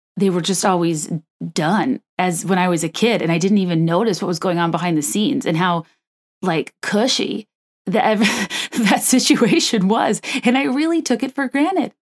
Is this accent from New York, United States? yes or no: no; Virginia, United States; moved away; I grew up in Virginia